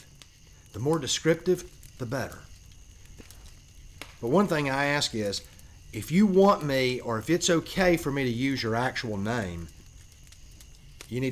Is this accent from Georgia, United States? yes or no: yes; South Georgia, United States; I'm originally from South Georgia